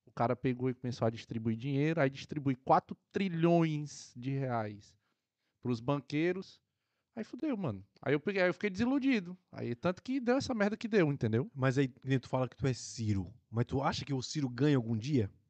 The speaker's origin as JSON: {"language": "Portuguese", "region": "Ceará", "country": "Brazil", "said": "Eu conheço, de perto, tô, sou do Ceará."}